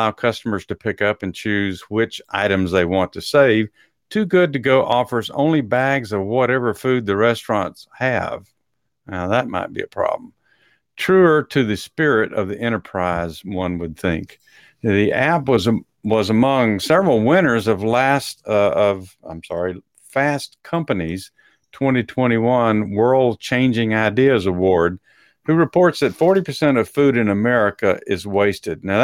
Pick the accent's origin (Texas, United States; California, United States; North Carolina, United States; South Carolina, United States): Texas, United States; accent: Texas; that was my Texas accent coming out